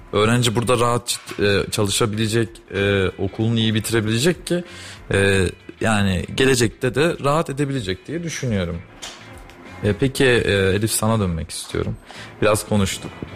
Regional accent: Kayseri, Kayseri Province, Turkey; Ben Kayseriliyim

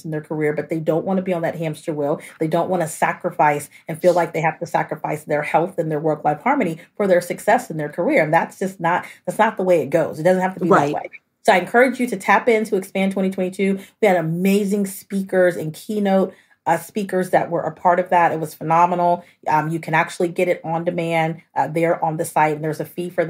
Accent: Austin, Texas, United States; I'm originally from Austin, Texas

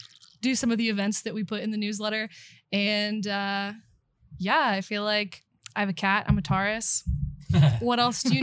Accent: Louisville, Kentucky, United States; I'm from Louisville. I've been here since I was a kid. I went to Ballard High School.

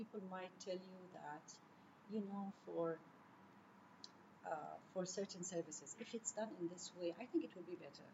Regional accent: Jordan; I'm from Jordan. We have few mountains

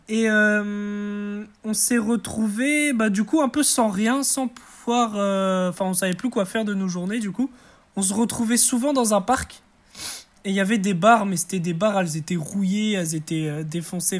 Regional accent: Brest, Brittany, France; also born or lived in Martinique; Je viens de Brest, d'origine martinique, mais je vis à Brest.

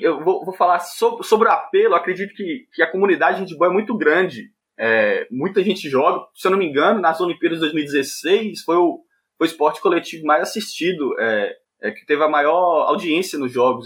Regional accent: Montes Claros, Minas Gerais, Brazil; also born or lived in Belo Horizonte; eu nasci em BH, mas fui criado aqui em Montes Claros, só nasci lá.

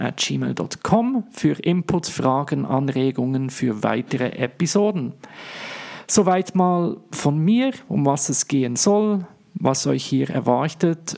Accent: Switzerland; accent: Swiss; first language Swiss German; ich komme, wie man es hört, in meinem wunderbaren Dialekt nicht aus Deutschland, sondern aus der schönen Schweiz.

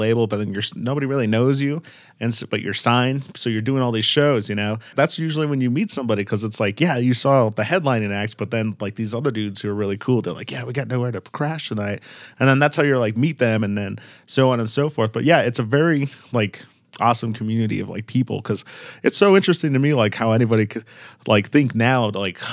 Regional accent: Colorado, United States; we're from the Colorado, you know, like, seeing the mountains, and we're used to, like, so many trees

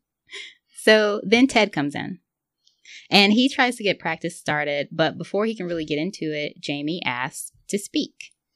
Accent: the South, United States; I grew up in the South

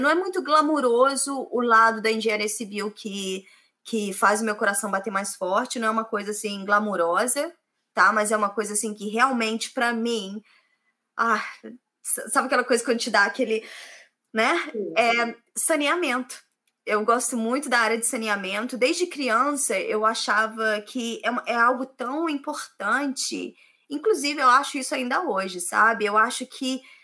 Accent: Volta Redonda, Rio de Janeiro, Brazil; moved away as an adult; now in England; Eu sou do Rio de Janeiro, do interior do Rio de Janeiro, cidade chamada Volta Redonda né? Eu vim para cá em 2006

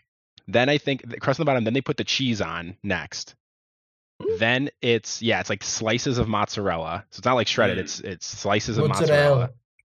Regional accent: Chicago, Illinois, United States; I'm on a crusade to say deep dish pizza should not be Chicago's like claim to fame in terms of pizza. We have better

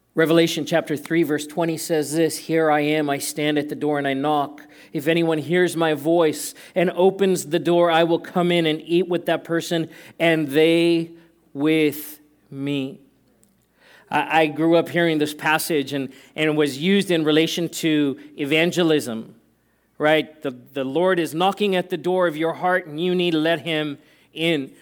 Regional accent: South Africa; moved away; I grew up in South Africa.

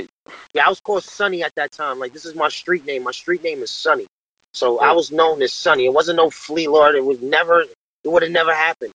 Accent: New York City, New York, United States; I was born out in Far Rockaway. here in Queens. You know, I grew up, you know, basically in the Jets

